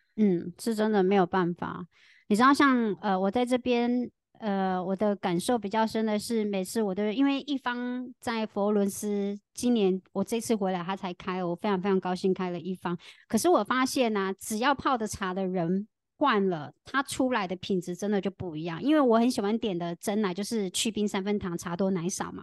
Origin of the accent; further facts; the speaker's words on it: Tainan, Taiwan; 在台湾，我的家乡台南，我们已经有超先进，我们早在二零二零年的时候非常先进。我们民权路上就已经出现了机器人手臂咖啡